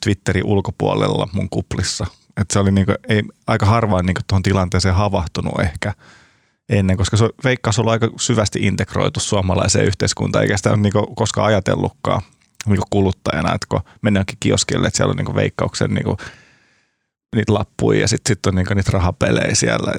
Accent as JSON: {"language": "Finnish", "town": "Turku", "region": "Southwest Finland", "country": "Finland", "moved": "yes", "lives_now": "Helsinki, Finland", "said": "Mä oon kotoisin Turusta"}